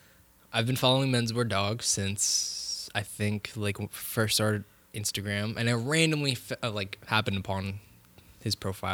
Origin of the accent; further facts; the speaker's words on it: Bay Area, California, United States; we're from the Bay Area.